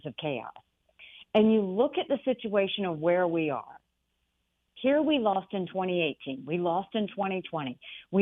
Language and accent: English; Bamberg, South Carolina, United States; Growing up in Bamberg